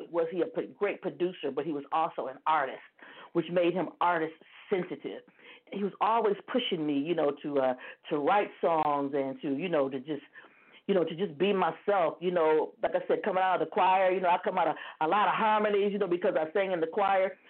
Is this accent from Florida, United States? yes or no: no; Toledo, Ohio, United States; now in Dayton, United States; I'm calling from Ohio. I still live in Ohio. I'm in Dayton, Ohio. You know, I grew up in Toledo, Ohio